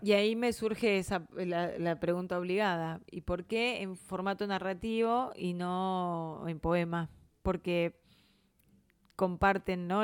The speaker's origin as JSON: {"language": "Spanish", "region": "Buenos Aires", "country": "Argentina", "said": "somos de Capital"}